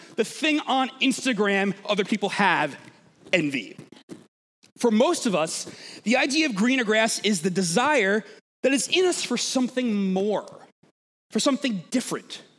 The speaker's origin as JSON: {"language": "English", "area": "Long Island", "region": "New York", "country": "United States", "said": "I'm from Long Island"}